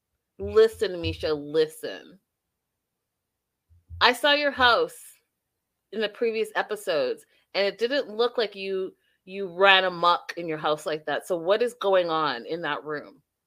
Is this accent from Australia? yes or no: no; Canada; I'm Canadian